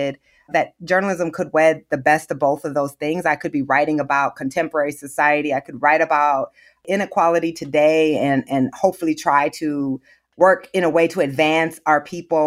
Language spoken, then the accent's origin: English; Waterloo, Iowa, United States; I grew up in Waterloo, Iowa